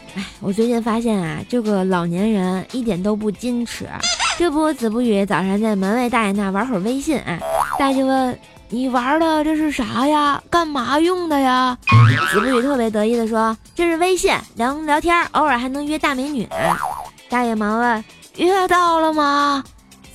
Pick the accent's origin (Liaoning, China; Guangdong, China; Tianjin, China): Tianjin, China; accent: Tianjin dialect; 我是想把咱们的家乡文化呀、天津话呀，或者是更多好玩的东西来带给我们更多的人听到